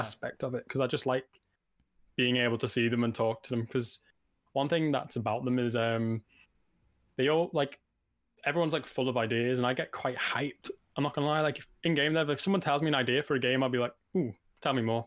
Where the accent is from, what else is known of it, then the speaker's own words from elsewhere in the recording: Liverpool, North West England, United Kingdom; moved away as an adult; now in Nottingham, United Kingdom; I'm living away from home 'cause I'm from Liverpool and I'm currently in Nottingham